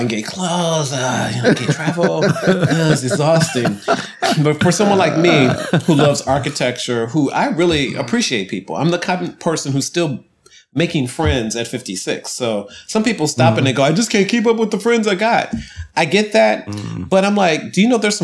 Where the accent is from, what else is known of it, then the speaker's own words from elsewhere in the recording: Ohio, United States; moved away as an adult; also born or lived in Atlanta / Washington, District of Columbia, United States; now in New York, United States; I grew up in Ohio